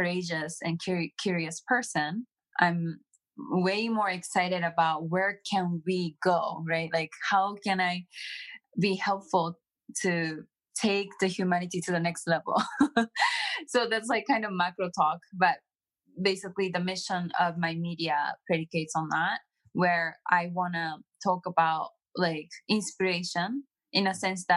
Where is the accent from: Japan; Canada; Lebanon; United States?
Japan; I was born and raised in Japan. I grew up in Japan entirely